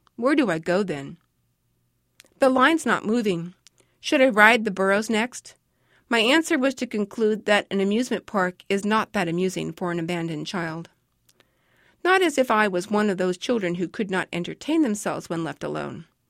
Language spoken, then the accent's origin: English; Los Angeles, California, United States; As a child growing up in Hollywood